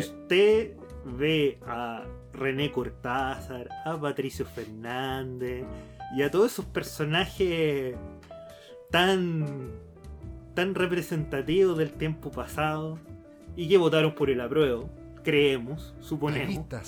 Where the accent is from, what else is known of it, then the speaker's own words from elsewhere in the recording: Santiago, Santiago Metropolitan Region, Chile; somos de Santiago